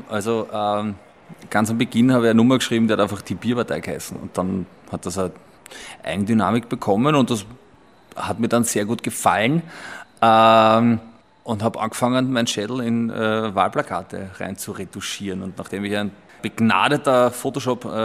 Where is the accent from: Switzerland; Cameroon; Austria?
Austria; Simmering, Vienna; Aber ich komme aus Simmering, ja, wenn man wie ich sage, 23 Bier